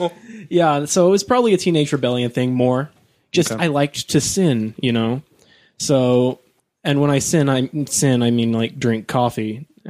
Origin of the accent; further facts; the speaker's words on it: Kearns, Utah, United States; now in Riverton, United States; And then I grew up in Kearns. We had a little bit more money because they'd got a little bit better jobs and they'd saved up for a long time. And so then we moved to Riverton